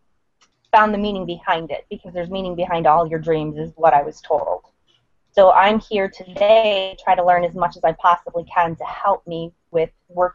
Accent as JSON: {"language": "English", "region": "Michigan", "country": "United States", "said": "I'm from Michigan."}